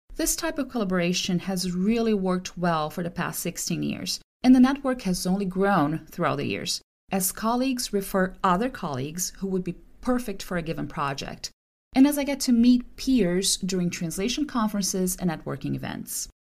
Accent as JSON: {"language": "English", "country": "Brazil", "moved": "as an adult", "lives_now": "California, United States", "said": "I'm from Brazil"}